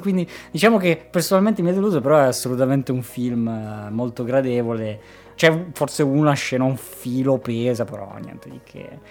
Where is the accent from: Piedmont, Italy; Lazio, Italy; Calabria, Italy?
Piedmont, Italy; Turin / Cuneo; noi siamo di Torino Cuneo